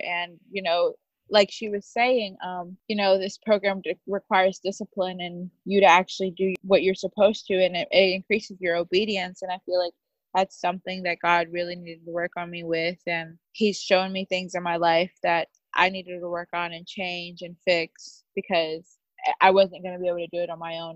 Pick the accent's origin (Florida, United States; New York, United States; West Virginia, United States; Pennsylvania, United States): Florida, United States; Naples; I'm from Naples, Florida